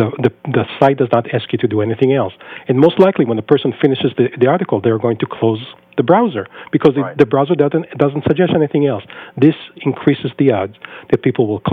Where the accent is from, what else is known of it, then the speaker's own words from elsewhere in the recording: Israel; moved away as an adult; now in United States; I was born and raised in Israel for the first 22 years of my life before I moved to the U.S.